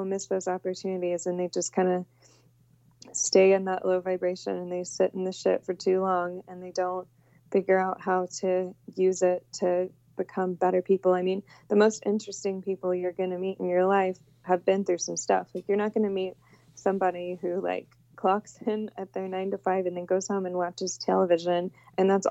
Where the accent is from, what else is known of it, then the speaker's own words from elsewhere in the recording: Houston, Texas, United States; I came from I grew up in Houston